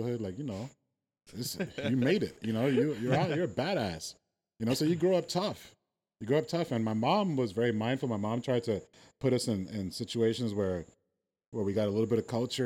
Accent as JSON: {"language": "English", "town": "New York City", "region": "New York", "country": "United States", "tie": "born or raised there", "said": "I grew up in Brooklyn, New York, in the 80s and 90s"}